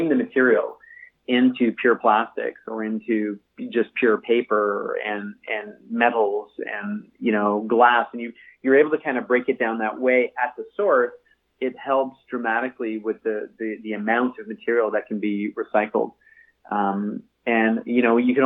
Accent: Cambridge, Ontario, Canada; also born or lived in Toronto; I was raised in Cambridge, Ontario, and started Green Circle in 2009 in Toronto. So I live just sort of north of Toronto

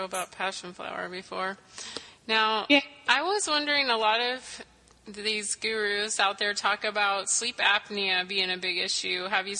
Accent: Tennessee, United States; moved away; We're both actually from Tennessee, so we're very familiar with that.

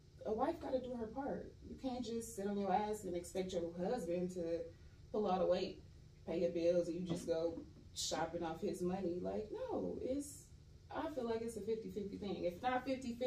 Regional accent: San Bernardino, California, United States; moved away as an adult; I am originally from San Bernardino, California. I moved out here like 7, almost 8 years ago.

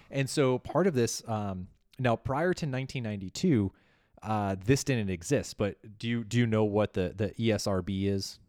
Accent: Chicago, Illinois, United States; my hometown of Chicago.

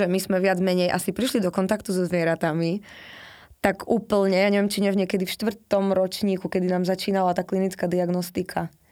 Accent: eastern Slovakia, Slovakia; ja som z východu

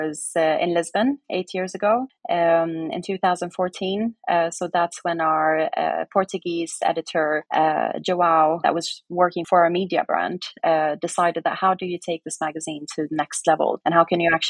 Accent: West Coast of Sweden, Sweden; moved away as an adult; also born or lived in Norway; it was in a city in Sweden where I grew up on the West Coast.

